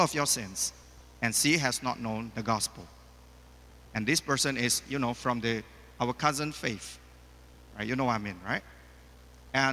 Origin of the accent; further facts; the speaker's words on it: Medan, North Sumatra, Indonesia; now in Malaysia; I just opened a new business in Medan, my hometown